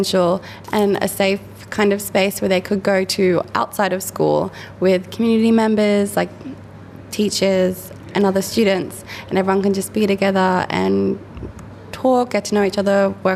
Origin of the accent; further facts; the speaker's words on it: Muswellbrook, New South Wales, Australia; moved away as an adult; also born or lived in Sydney / Canberra; I grew up here in Muswellbrook on a property about an hour out of town with my family